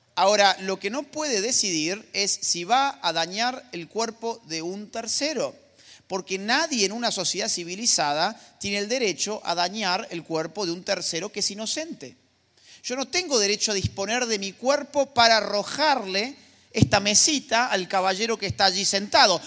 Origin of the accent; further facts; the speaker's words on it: Argentina; mi país, Argentina